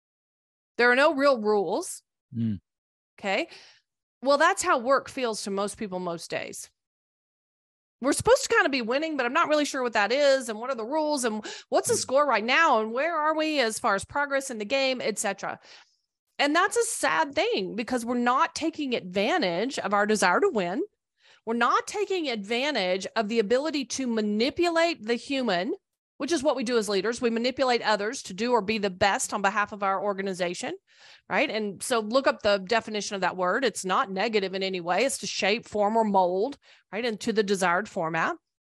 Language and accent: English; Tachikawa, Tokyo, Japan; born there; Well, I was born a United States Air Force brat, so I was born in Tachikawa, Japan. I've lived in many places, traveled a lot.